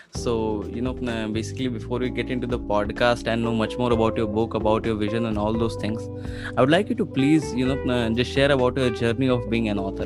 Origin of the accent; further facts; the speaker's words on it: Uttar Pradesh, India; i was in my hometown it's very small city in uttar pradesh